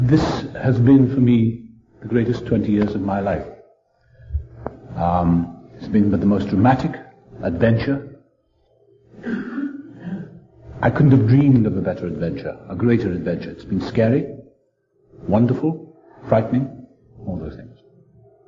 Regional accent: South Wales, United Kingdom; I was born in South Wales.

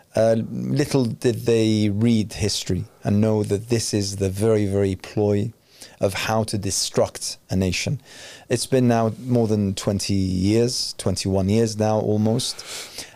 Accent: Iraq; moved away

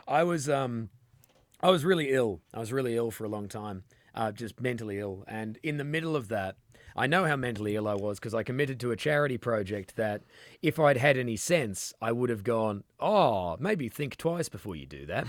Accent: Western Australia, Australia; we're from Western Australia

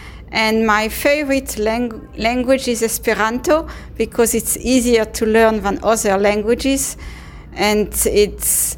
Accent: France; now in Sydney, Australia; I came from Sydney, but I was born in France.

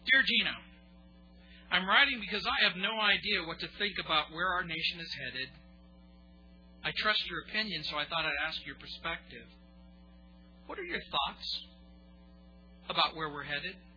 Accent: United States; and foremost a Christian. But make no mistake about it, I am an American.

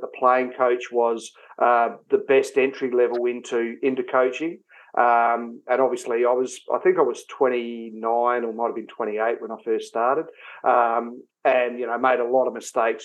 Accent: Gawler, South Australia, Australia; also born or lived in Mount Gambier, South Australia; So I'm from Adelaide originally, or from Baller, which is just out of Adelaide. And I played my senior footy there at a fairly young age. And I left Baller at the age of 19 or 20.

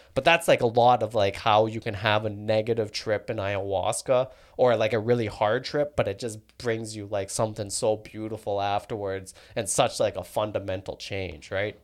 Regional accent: Calgary, Alberta, Canada; also born or lived in London, England; I was born in Calgary.

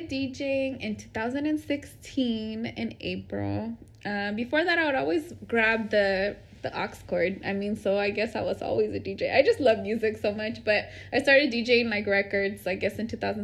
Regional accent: Bloomington, California, United States; now in Oakland, United States; I am from the Inland Empire, a place called Bloomington, California

